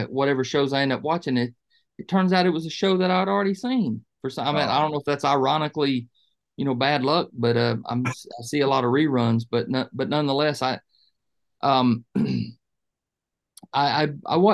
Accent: Georgia, United States; also born or lived in Dayton, Ohio; I didn't get to Georgia till I was about five, but my dad was a fireman for the city of Dayton. And he transferred down to Atlanta

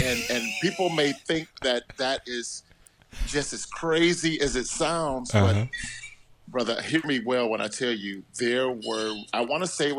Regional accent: Cleveland Heights, Ohio, United States; moved away as an adult; now in Italy; I grew up in Cleveland Heights, University Heights, you know, which is a predominantly Jewish community.

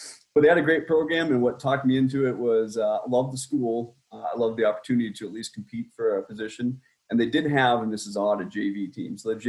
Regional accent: Boston, Massachusetts, United States; accent: Boston; So I've lost my accent. I went to school again in Connecticut in the military. They beat you up pretty bad for having that Boston accent.

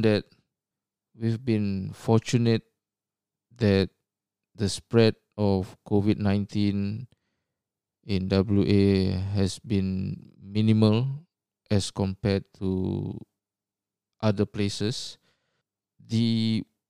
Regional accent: Singapore; moved away as an adult; now in Australia; Even though I've been based in Australia for almost 20 years, I was born and bred in Singapore.

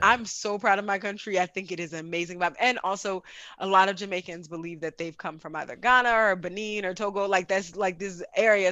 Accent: United States; I grew up in America completely

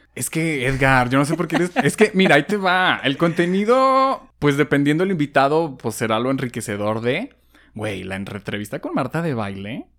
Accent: Guadalajara, Jalisco, Mexico; somos tapatías

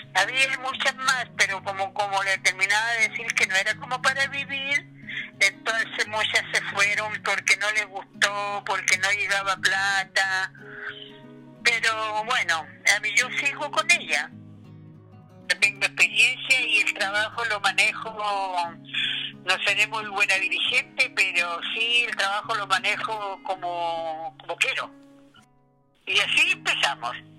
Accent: Ninhue, Ñuble, Chile; yo soy la otra de Ningüe.

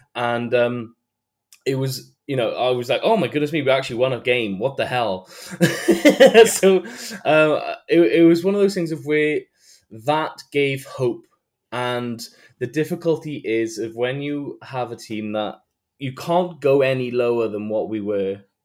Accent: Wales, United Kingdom; I am from Wales.

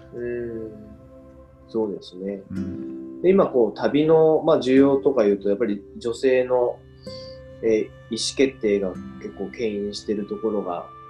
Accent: Saga, Japan; 僕も佐賀というところに生まれて

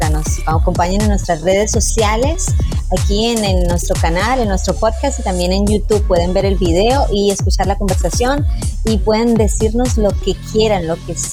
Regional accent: Colombia; Yo soy una mujer colombiana

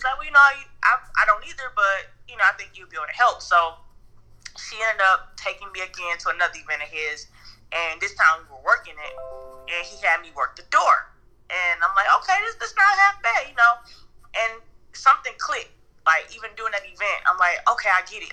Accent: Saginaw, Michigan, United States; my foundation being in my hometown, Saginaw, Michigan

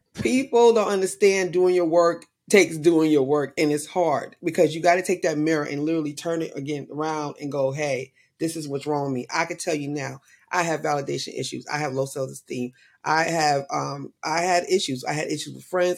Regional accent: New York, United States; I was born and raised in New York

